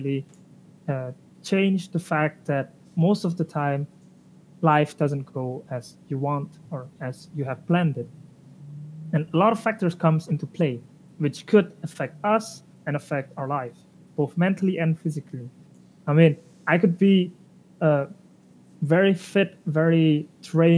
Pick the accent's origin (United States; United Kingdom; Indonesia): Indonesia; now in Germany; I'm originally from Indonesia. I'm currently living in Germany.